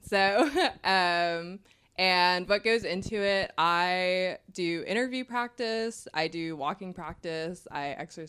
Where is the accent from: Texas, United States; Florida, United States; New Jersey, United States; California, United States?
Texas, United States; So obviously I'm from Texas.